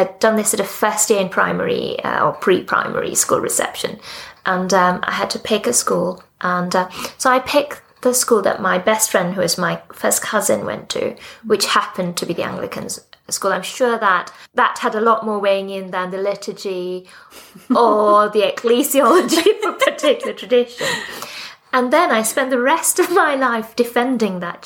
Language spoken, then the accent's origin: English; Sri Lanka; also born or lived in Australia / Pakistan; now in United Kingdom; I was born in Sri Lanka, in the Church of Ceylon.